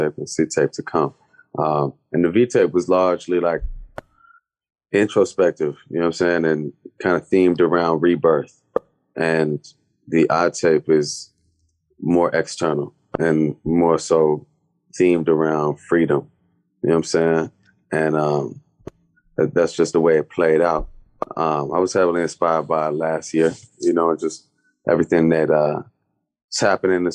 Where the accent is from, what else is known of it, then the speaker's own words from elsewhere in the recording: Chicago, Illinois, United States; just being African and being on the south side of Chicago, it's like I'm an African-American in a very literal sense